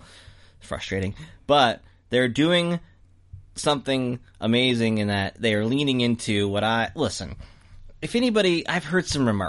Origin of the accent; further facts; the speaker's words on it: United States; I'm an American.